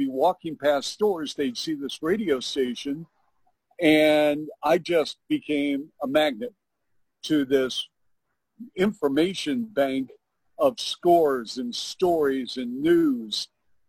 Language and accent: English; Bellevue, Washington, United States; I grew up in the Northwest in Bellevue, Washington